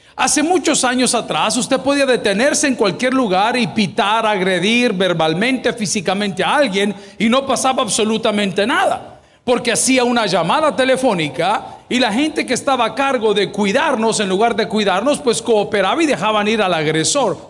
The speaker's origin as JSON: {"language": "Spanish", "country": "El Salvador", "said": "en mi país, El Salvador, le llamamos chungueando"}